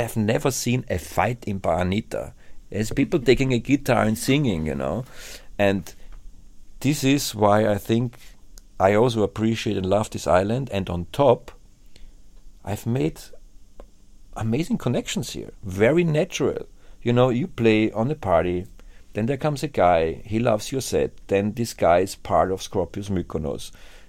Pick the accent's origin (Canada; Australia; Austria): Austria; Vienna; Because I think back then when I came from Vienna, and when I was young and I played my gigs, my ego was also very, very high.